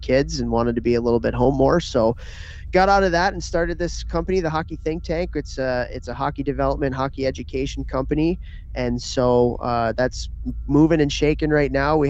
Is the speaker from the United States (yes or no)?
yes; right outside of Chicago, Illinois, United States; I grew up right outside of Chicago